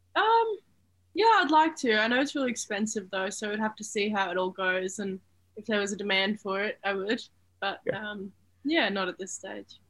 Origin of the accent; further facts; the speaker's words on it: Sunshine Coast, Queensland, Australia; near my hometown um, on the Sunshine Coast